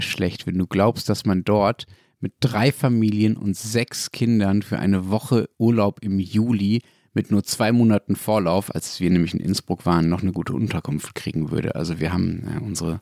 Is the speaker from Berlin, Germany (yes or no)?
yes; Berlin, Germany; ich komme aus Berlin